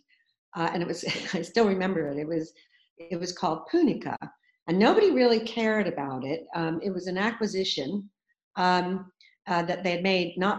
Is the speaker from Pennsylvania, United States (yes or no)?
no; Mountain Lakes, New Jersey, United States; moved away as an adult; now in United Kingdom; I was born in New Jersey. I grew up there in a small leafy town called Mountain Lakes near New York.